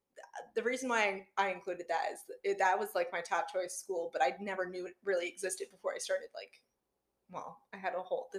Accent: Rhode Island, United States; I am born and raised in Rhode Island

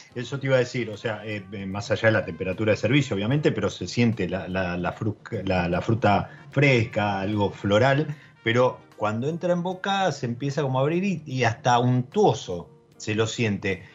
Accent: Argentina; nuestro país

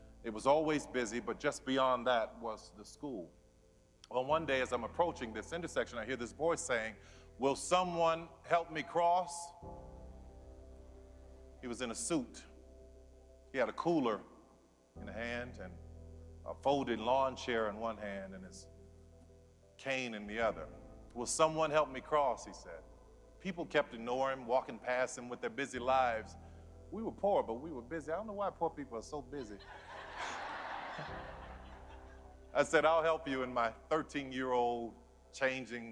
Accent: New Orleans, Louisiana, United States; I grew up in New Orleans

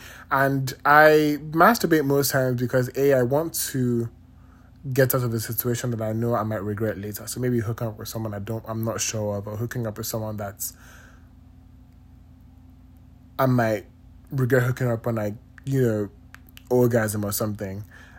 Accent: Nigeria; moved away; And I've realized ever since I moved from Nigeria, I don't have like actual cubes of sugar.

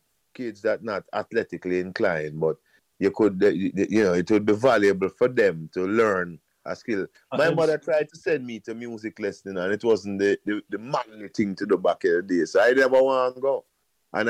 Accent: Pembroke Hall, Saint Andrew, Jamaica; When we grew up in Pembroke, every street have a bag of youth, you know.

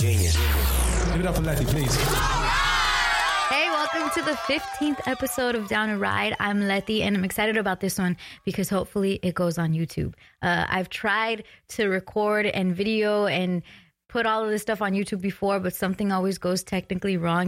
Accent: West Coast, United States; I'm from the West Coast

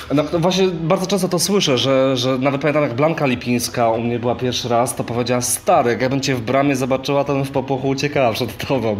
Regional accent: Częstochowa, Silesian Voivodeship, Poland; moved away; jak jeszcze mieszkałem w Częstochowie

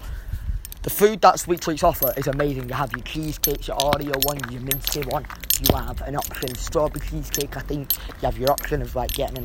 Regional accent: Hyde, North West England, United Kingdom; I grew up in Hyde, and I love Hyde.

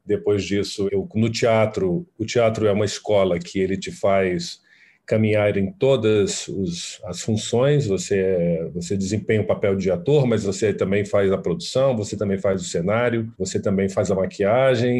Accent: Fortaleza, Ceará, Brazil; moved away; sou do Ceará, sou de Fortaleza

